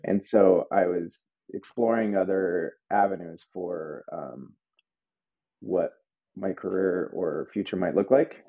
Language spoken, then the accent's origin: English; Albuquerque, New Mexico, United States; moved away as an adult; now in Brooklyn, United States; I grew up outside of Old Town Albuquerque